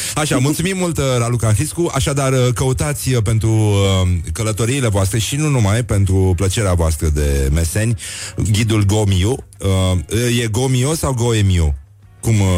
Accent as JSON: {"language": "Romanian", "town": "Brăila", "region": "Brăila County", "country": "Romania", "said": "Eu sunt din Brăila"}